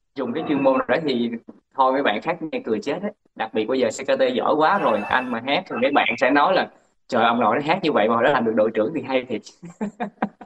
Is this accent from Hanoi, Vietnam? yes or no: no; Bến Tre, Vietnam; moved away as an adult; anh ở sinh ra lớn lên ở tỉnh Bến Tre